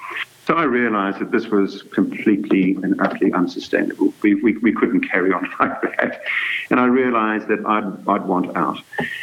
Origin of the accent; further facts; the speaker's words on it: Durban, KwaZulu-Natal, South Africa; In fact, this was when I was still a child, growing up near Durban.